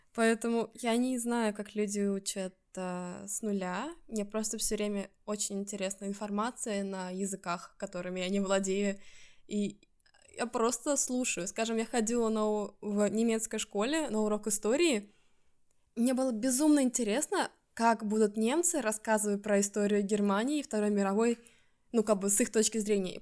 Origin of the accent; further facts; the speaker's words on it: Estonia; first language Russian; moved away as an adult; now in Stockholm, Sweden; Я родилась в Эстонии, в русскоязычной семье